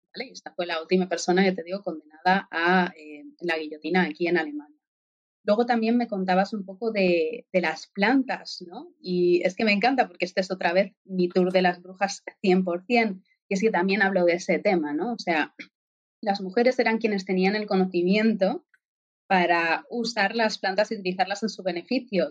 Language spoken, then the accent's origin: Spanish; Spain; now in Germany; como española de nacimiento